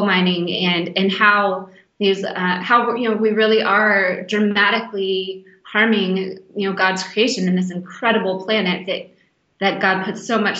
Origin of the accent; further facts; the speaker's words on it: Western North Carolina, United States; also born or lived in Jackson, Mississippi; I was born in Jackson, Mississippi, but I was raised in Western North Carolina in the mountains